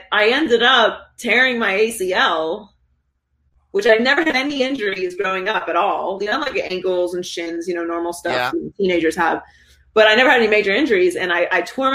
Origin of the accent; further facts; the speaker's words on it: Pittsburgh, Pennsylvania, United States; moved away as an adult; also born or lived in Miami, Florida; I was born and raised in Pittsburgh. I lived there until I was 18. And then I moved to Florida.